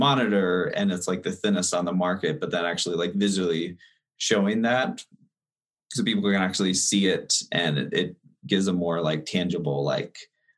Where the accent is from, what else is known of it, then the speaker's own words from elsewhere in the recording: Denver, Colorado, United States; also born or lived in Los Angeles; I'm actually originally from Denver, and then I moved out there for about 5 years doing video production, and came back to Denver.